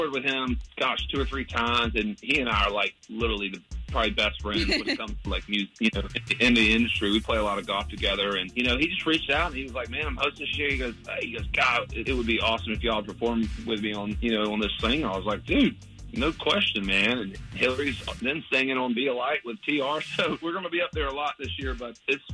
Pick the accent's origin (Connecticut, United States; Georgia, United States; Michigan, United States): Georgia, United States; Augusta; moved away; I'm from Augusta. So from Augusta, Georgia